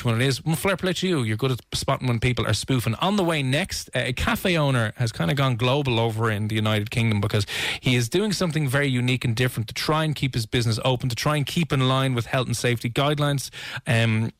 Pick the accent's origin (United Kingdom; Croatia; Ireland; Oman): Ireland; as Irish people